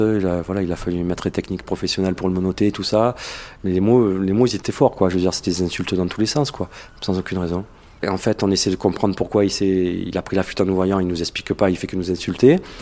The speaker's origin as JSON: {"language": "French", "town": "Marseille", "region": "Provence-Alpes-Côte d'Azur", "country": "France", "said": "je suis de Marseille"}